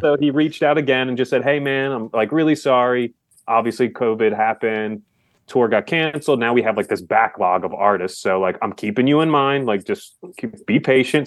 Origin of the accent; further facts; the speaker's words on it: Philadelphia, Pennsylvania, United States; I'm from Philly.